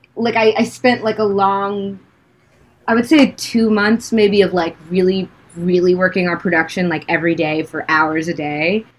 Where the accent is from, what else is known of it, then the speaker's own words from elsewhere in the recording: United States; moved away as an adult; also born or lived in Washington, D.C. / New York / Los Angeles; I grew up in um, DC and then New York.